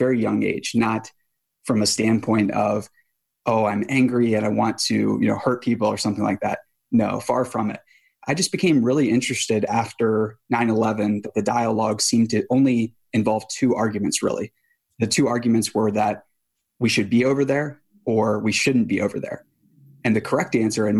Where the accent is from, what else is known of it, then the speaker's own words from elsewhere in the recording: Boonsboro, Maryland, United States; I grew up in a small town in Western Maryland called Boonesboro